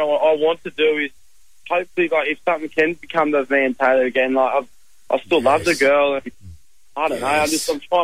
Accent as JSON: {"language": "English", "town": "Canberra", "region": "Australian Capital Territory", "country": "Australia", "said": "I'm from Canberra."}